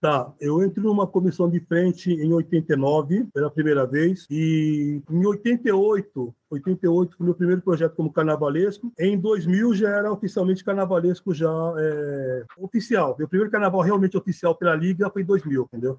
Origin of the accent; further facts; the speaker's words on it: São Paulo, Brazil; now in Porto Alegre, Brazil; eu sou de São Paulo, estou em Porto Alegre, mas eu sou de São Paulo